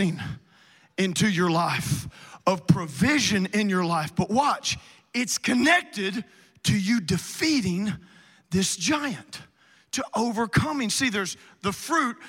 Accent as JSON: {"language": "English", "region": "South Louisiana", "country": "United States", "moved": "yes", "said": "I'm originally from South Louisiana, like Cajun"}